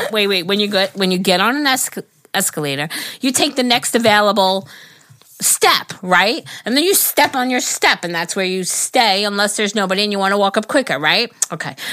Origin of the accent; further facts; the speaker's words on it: New York, United States; I'm a New Yorker. I know how to do that shit.